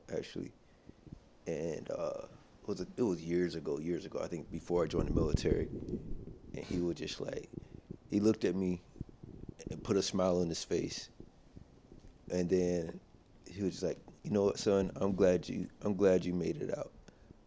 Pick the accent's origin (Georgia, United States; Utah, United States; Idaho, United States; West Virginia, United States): Georgia, United States; Atlanta; moved away; also born or lived in Japan / Texas; And so I grew up in Atlanta. I mean, I was born in Atlanta.